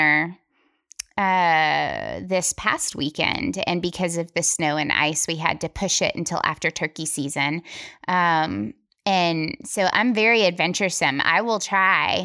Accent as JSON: {"language": "English", "region": "northeastern Alabama", "country": "United States", "tie": "born or raised there", "said": "I grew up catfishing in Alabama, northeastern mountain area is where my family is from"}